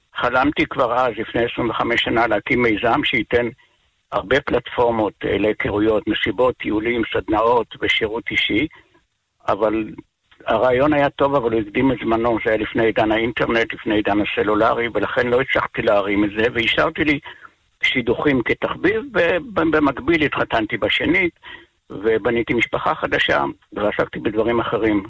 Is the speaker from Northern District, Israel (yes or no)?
yes; Kvutzat Kinneret, Northern District, Israel; also born or lived in moshav near Tiberias; אני במקור מקבוצת כנרת